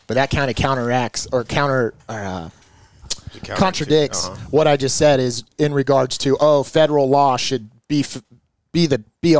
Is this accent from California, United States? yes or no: yes; California, United States; I've born and raised in California